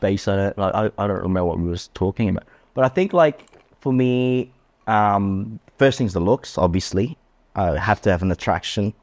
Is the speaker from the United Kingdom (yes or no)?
no; Australia; I grew up and raised in Australia